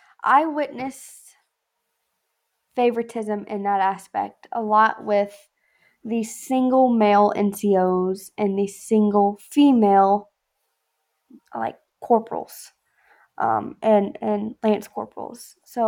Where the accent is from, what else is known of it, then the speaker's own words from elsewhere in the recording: the South, United States; I'm from the South, where everyone has sex with their cousin. Of course, I have the weirdest accent.